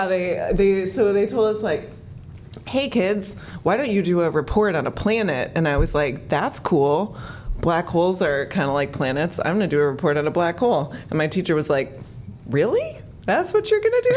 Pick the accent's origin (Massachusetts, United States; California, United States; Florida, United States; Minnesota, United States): Minnesota, United States; Minneapolis; now in Boulder, United States; I grew up in Minneapolis, Minnesota, which is a delightful place to grow up.